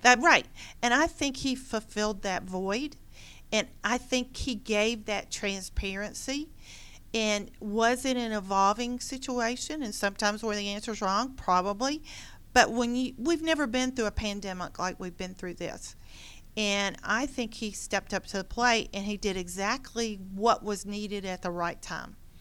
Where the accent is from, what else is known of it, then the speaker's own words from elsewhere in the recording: Gwinnett County, Georgia, United States; also born or lived in Loganville, Georgia / Forsyth County, Georgia; I grew up here in Gwinnett County